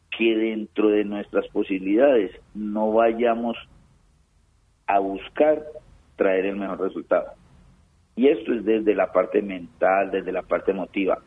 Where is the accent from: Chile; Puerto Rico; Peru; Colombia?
Colombia; now in Manizales, Colombia; cómo somos los colombianos